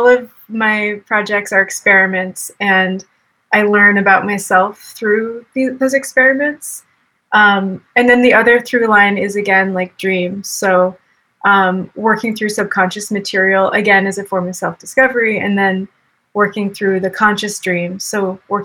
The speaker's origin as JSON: {"language": "English", "town": "Boston", "region": "Massachusetts", "country": "United States", "tie": "born or raised there", "moved": "yes", "lives_now": "Austin, United States", "said": "I grew up in Boston"}